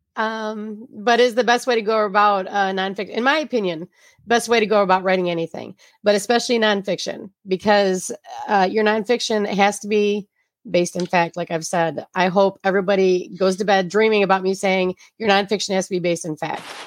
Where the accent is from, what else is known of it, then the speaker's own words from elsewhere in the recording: Flint, Michigan, United States; I'm from the Flynn area, and G M is our mother source of income here.